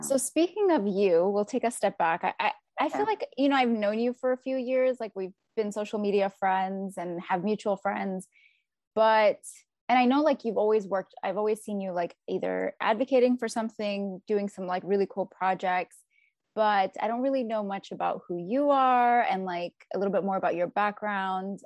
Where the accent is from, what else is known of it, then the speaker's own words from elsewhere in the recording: Texas, United States; moved away; also born or lived in New York / Chicago; I grew up in Texas